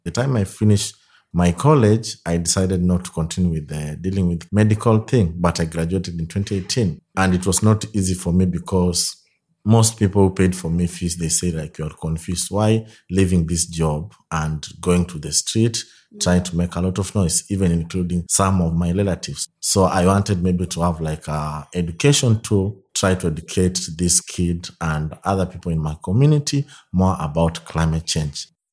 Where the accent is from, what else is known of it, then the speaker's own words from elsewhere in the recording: Nairobi, Kenya; also born or lived in Soy, Kenya; in my childhood, I live in one of the, like, poorest, dangerous slump in Kenya, known as Kibera.